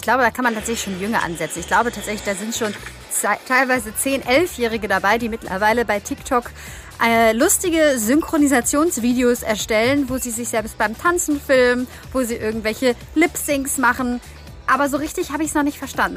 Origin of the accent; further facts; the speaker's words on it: Kiel, Schleswig-Holstein, Germany; als Kieler, gerade als Schleswig-Holsteiner